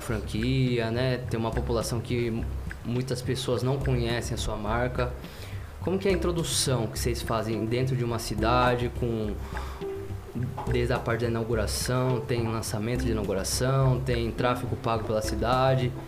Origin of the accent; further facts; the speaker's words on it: Brazil; eu sou de Biuna